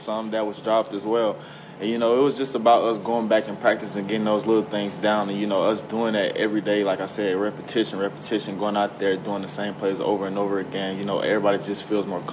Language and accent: English; Nashville, Tennessee, United States; my hometown, which is Nashville